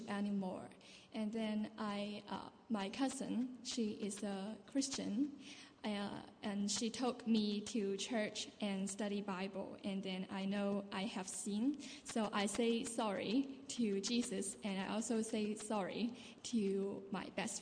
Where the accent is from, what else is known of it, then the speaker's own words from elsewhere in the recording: Hong Kong; moved away as an adult; now in Dundee, United Kingdom; I'm from Hong Kong and I'm doing an exchange program in Dundee Uni